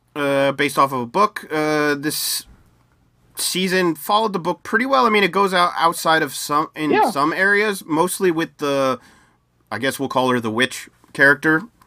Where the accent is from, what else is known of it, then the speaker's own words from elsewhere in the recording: United States; as an American